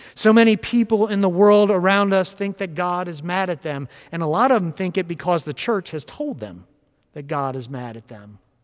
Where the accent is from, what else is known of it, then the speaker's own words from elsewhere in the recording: West Palm Beach, Florida, United States; I grew up in West Palm Beach, Florida, in a deeply Presbyterian family and church.